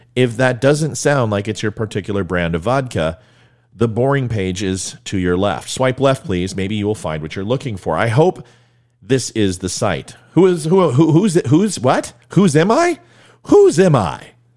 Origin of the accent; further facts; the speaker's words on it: Ventura, California, United States; I grew up in Ventura, California